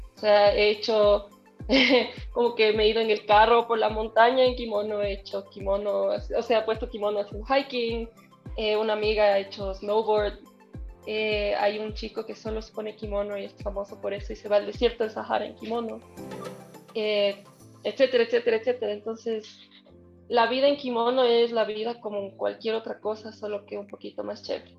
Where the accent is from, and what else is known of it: Ecuador; also born or lived in Tokyo, Japan